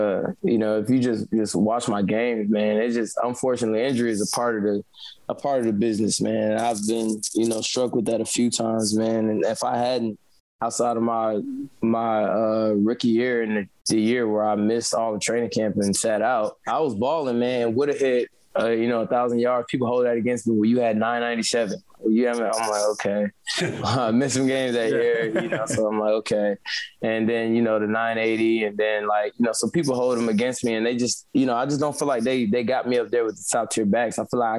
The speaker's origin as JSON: {"language": "English", "region": "Wisconsin", "country": "United States", "tie": "born or raised there", "said": "I was born and raised in Wisconsin, went to college there, everything."}